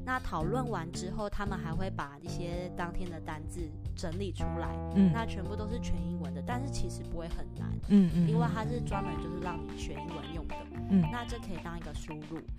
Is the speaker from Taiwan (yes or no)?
yes; Taiwan; accent: Taiwanese-accented English; moved away; also born or lived in Australia / United Kingdom; 我是从小在台湾学的，